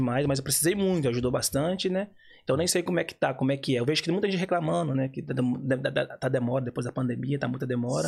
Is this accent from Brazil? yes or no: yes; Bahia, Brazil; now in Ireland; eu sou baiano